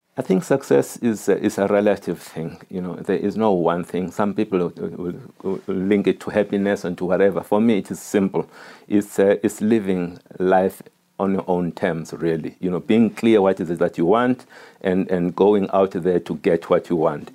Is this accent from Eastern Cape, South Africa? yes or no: yes; Eastern Cape, South Africa; a boy growing up in the Eastern Cape